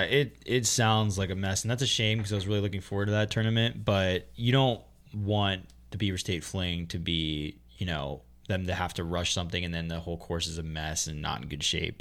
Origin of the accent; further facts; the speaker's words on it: Pennsylvania, United States; Pennsylvania, my home state